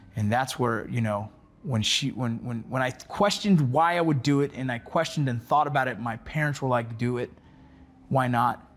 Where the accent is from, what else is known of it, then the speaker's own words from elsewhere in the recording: Los Angeles, California, United States; growing up here in L A.